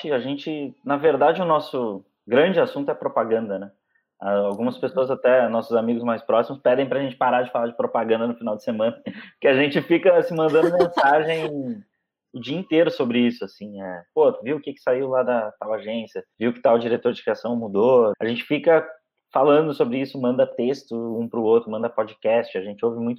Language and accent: Portuguese; Porto Alegre, Rio Grande do Sul, Brazil; now in São Paulo, Brazil; A gente chegou em São Paulo ao mesmo tempo, ele veio do Rio, eu vim de Porto Alegre.